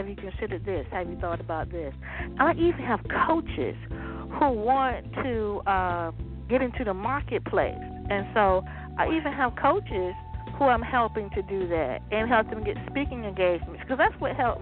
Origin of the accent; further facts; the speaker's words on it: Waverly, Virginia, United States; Virginia, my background. I was like, you know, I'm from Waverly.